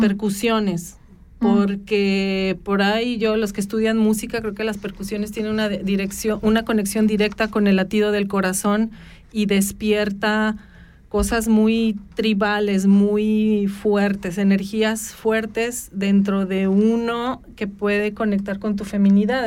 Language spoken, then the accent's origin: Spanish; Mexico; moved away; los que venimos de México y las latitudes latinoamericanas